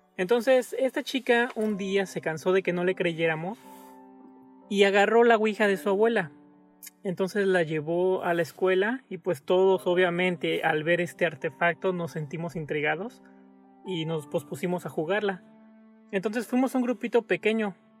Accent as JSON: {"language": "Spanish", "country": "Mexico", "moved": "yes", "said": "regresar a mi casa a México"}